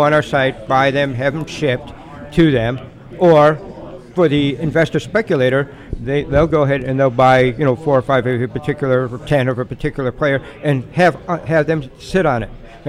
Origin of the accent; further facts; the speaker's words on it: Chicago, Illinois, United States; because I'm from Chicago